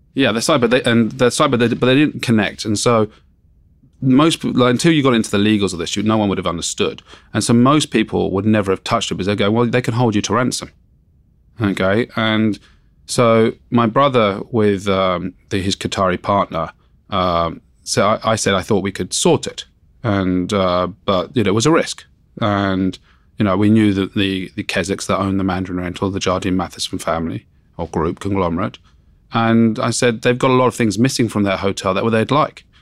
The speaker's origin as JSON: {"language": "English", "area": "Surrey", "region": "South East England", "country": "United Kingdom", "tie": "born or raised there", "also_born_or_lived": "Wimbledon, London", "said": "I grew up in, um, Surrey."}